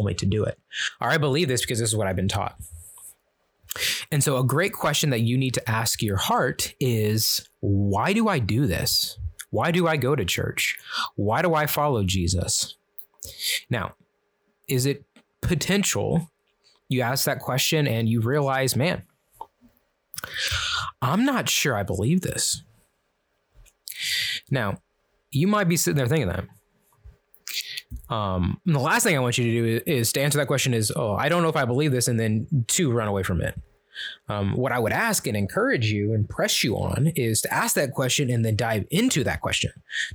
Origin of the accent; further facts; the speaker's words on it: Kansas City, Missouri, United States; in my family, we're from Kansas City